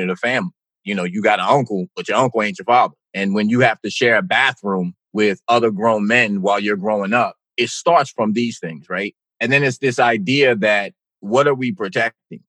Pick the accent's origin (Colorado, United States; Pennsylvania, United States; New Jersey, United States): New Jersey, United States; East Orange; I grew up in East Orange, New Jersey